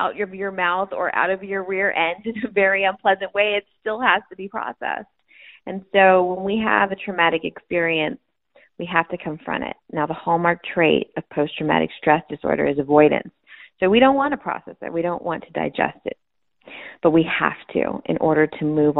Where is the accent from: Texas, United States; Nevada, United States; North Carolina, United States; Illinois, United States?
Texas, United States; El Paso; I was born and raised in El Paso, Texas.